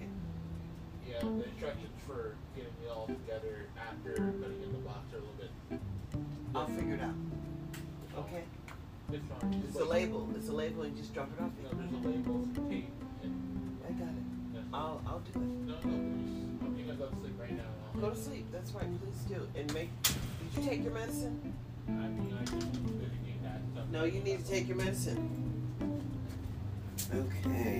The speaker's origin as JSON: {"language": "English", "country": "United States", "said": "I'm an American"}